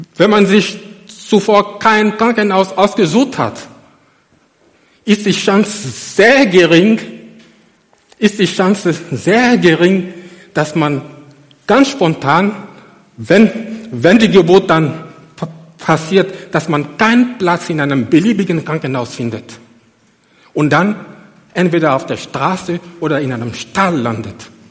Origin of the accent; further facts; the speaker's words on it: Côte d’Ivoire; moved away as an adult; now in Germany; nach Abidjan gef, gef, gef, geflogen, in die Elfenbeinküste, in meine Heimat. Ich bin seit über 18 Jahren in Deutschland